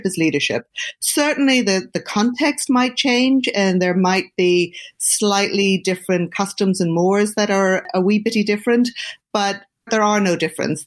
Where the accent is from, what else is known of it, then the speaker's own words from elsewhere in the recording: Dublin, Leinster, Ireland; moved away as an adult; also born or lived in United Kingdom; now in Boston, United States; I grew up in Ireland, in Dublin